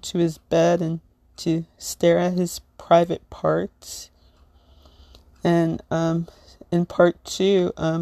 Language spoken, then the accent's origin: English; Little Ferry, New Jersey, United States; I am from Little Ferry, New Jersey